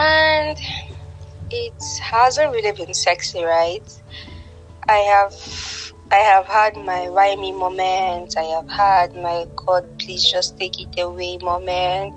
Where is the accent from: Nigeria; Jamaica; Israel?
Nigeria; I am from Nigeria. I am based in Abuja.